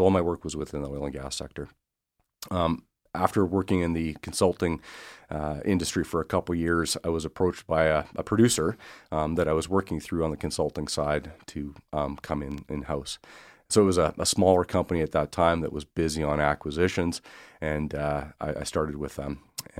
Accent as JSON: {"language": "English", "town": "Swift Current", "region": "Saskatchewan", "country": "Canada", "said": "So I'm originally from Swift Current, Saskatchewan."}